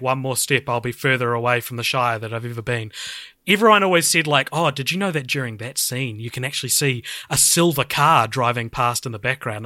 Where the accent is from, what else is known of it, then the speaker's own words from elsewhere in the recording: New Zealand; growing up like through high school, I'd tell people I was like, oh, I hate New Zealand, like nothing happens here